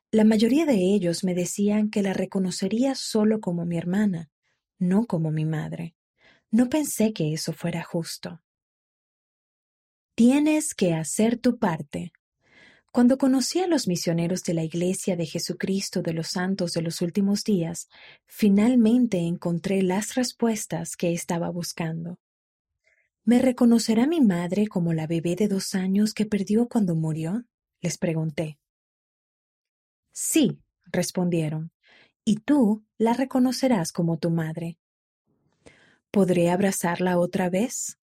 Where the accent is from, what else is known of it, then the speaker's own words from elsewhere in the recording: Matagalpa, Nicaragua; born there; Nací en Matagalpa, Nicaragua. Dos años después de que yo naciera, mientras mi madre moría de cáncer, le pidió a mi padre que cuidara de nosotros.